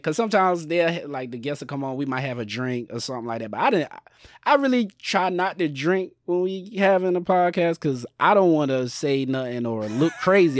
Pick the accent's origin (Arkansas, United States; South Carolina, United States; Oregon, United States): South Carolina, United States; Sumter; moved away; back home in Sumter, South Carolina